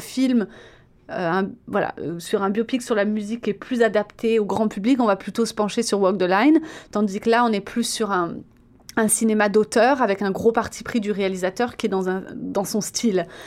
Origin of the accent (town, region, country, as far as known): France; moved away